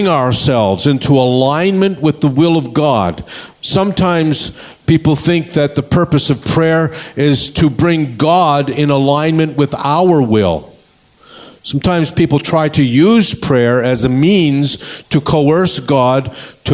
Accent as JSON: {"language": "English", "country": "Canada", "moved": "yes", "said": "We come from Canada"}